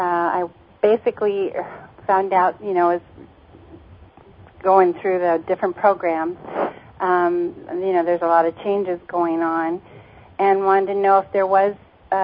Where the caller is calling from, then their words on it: Mojave Valley, Arizona, United States; I'm from Mojave Valley, Arizona.